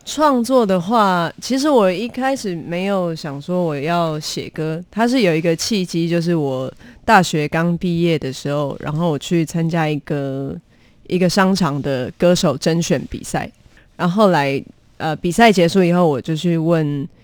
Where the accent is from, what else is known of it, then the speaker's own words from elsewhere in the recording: Taichung, Taiwan; 我是台中人